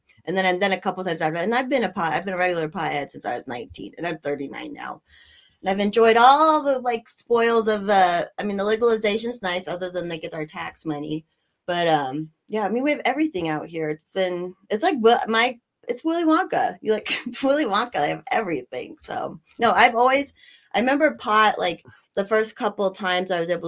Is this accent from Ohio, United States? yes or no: no; Colorado, United States; I grew up in Colorado